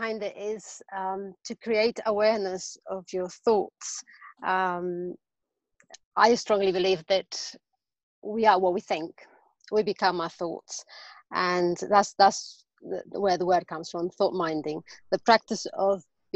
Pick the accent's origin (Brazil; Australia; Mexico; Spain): Spain; English is a second language; now in London, United Kingdom; I'm actually originally from Spain, and I live in London, so I have a weird accent